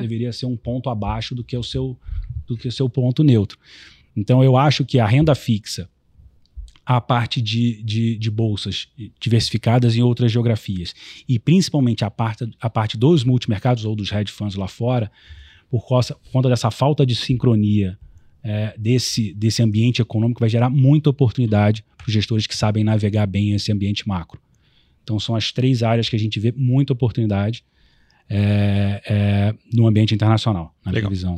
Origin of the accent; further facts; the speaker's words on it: Rio de Janeiro, Brazil; como carioca